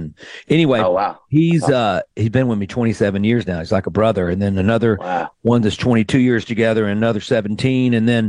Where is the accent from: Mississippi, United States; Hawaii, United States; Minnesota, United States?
Mississippi, United States; Greenville; moved away as an adult; also born or lived in Nashville, Tennessee; growing up in Greenville, Mississippi, I'm many generations back, Greenville and Clarksdale, but I grew up on the river, on the Mississippi River, where the 1927 flood happened.